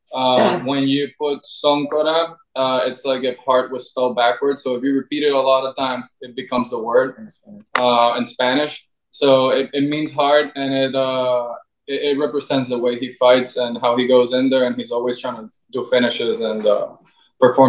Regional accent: Brazil; moved away; my hometown. It is Brazil

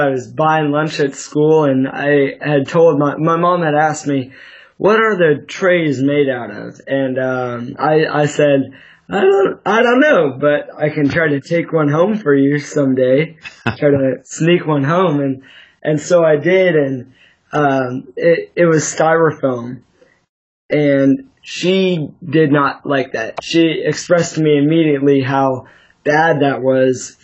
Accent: Sacramento, California, United States; I'm 16 years old, still living here in Sacramento, California

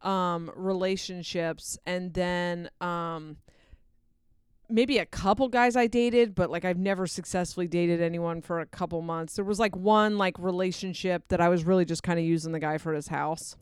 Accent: Delaware, United States; moved away; I grew up partially in Delaware

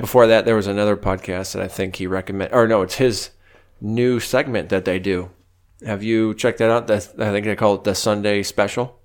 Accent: United States; as Americans

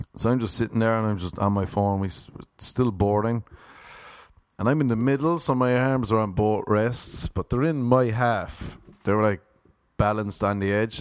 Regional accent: Ireland; now in Los Angeles, United States; growing up in Ireland

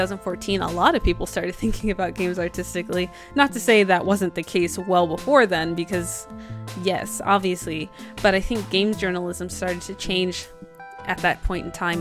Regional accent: New Jersey, United States; I'm not from New York

